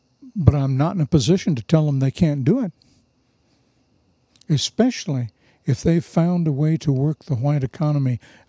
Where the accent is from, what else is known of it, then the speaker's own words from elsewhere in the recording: India; But am I being offensive as an Indian by wearing Keen footwear?